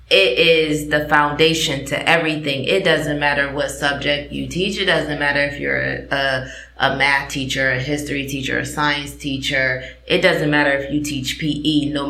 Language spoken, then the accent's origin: English; East Coast, United States; I am from the East Coast and our